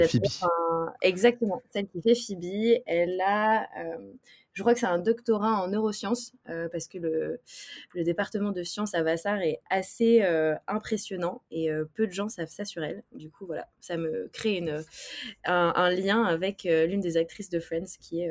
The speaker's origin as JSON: {"language": "French", "town": "Brest", "region": "Brittany", "country": "France", "tie": "born or raised there", "said": "une personne qui est d'abord bretonne. Je viens de Brest"}